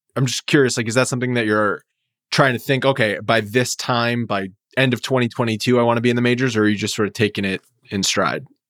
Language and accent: English; New England, United States; moved away; I'm from New England originally